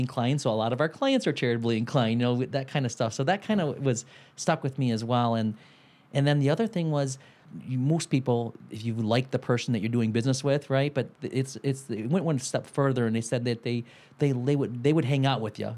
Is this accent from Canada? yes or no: no; Detroit, Michigan, United States; we're from Detroit